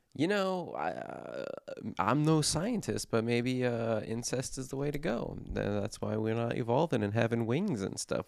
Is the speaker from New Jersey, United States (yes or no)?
yes; New Jersey, United States; I'm from New Jersey